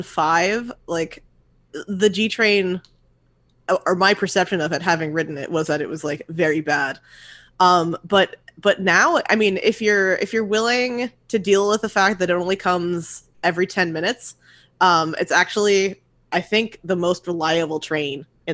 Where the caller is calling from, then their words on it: Brooklyn, New York, United States; Greenpoint, Brooklyn.